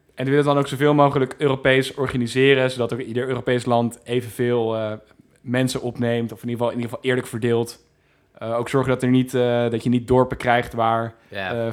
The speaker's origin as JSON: {"language": "Dutch", "country": "Netherlands", "said": "ik voel me gewoon Nederlander, dus ik wil terug naar Nederland"}